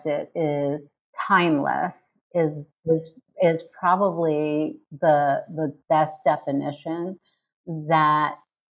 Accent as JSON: {"language": "English", "town": "New York City", "region": "New York", "country": "United States", "said": "I'm from New York City"}